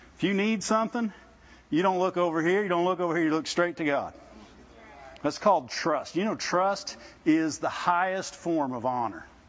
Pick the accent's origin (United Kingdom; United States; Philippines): United States; Midwest; I grew up in the Midwest